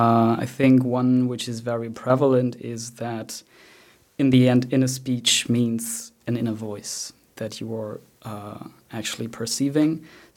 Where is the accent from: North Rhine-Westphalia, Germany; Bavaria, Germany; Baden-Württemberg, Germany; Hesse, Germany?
Bavaria, Germany; So I grew up in Bavaria, and sometimes my inner speech is Bavarian, although I do not have that accent at all.